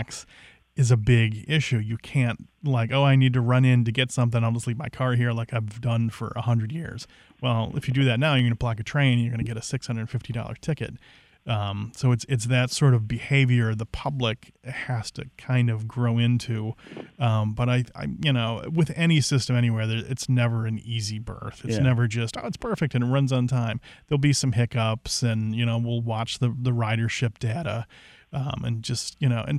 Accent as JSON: {"language": "English", "town": "Cincinnati", "region": "Ohio", "country": "United States", "tie": "born or raised there", "moved": "yes", "lives_now": "Detroit, United States", "said": "I grew up in Cincinnati"}